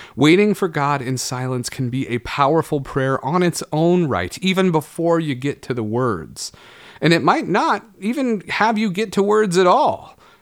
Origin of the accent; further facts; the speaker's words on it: Oregon, United States; Growing up in Oregon